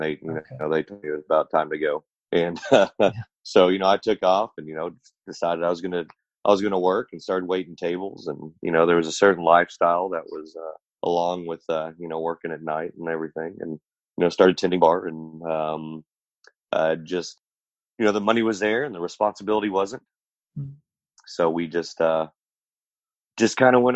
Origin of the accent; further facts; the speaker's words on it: Oklahoma City, Oklahoma, United States; I was born in Oklahoma City, Oklahoma.